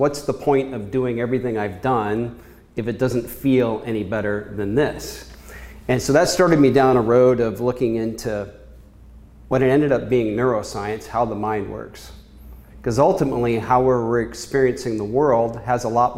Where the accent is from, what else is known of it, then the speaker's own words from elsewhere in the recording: Kansas, United States; moved away as an adult; also born or lived in Chicago; I was born in Kansas a long time ago, and I was one of many kids